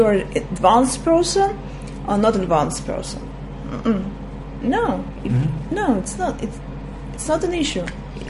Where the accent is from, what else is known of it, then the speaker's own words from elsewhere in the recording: Russia; English is a second language; You see, as I'm from Russia, and I was born in a time that once we were talking about sexual preferences